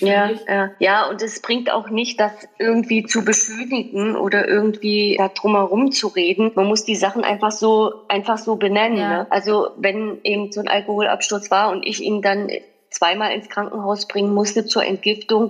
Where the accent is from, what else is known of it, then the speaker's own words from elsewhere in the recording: East Germany, Germany; wir sind halt in der DDR groß geworden